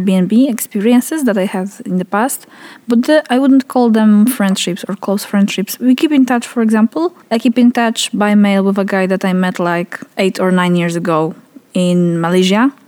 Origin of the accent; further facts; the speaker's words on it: Poland; English is a second language; speaking Polish